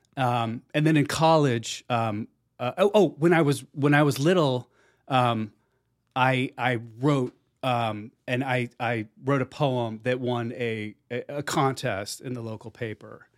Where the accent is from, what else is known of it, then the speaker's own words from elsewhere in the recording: Plainfield, New Jersey, United States; moved away; I grew up in Plainfield, New Jersey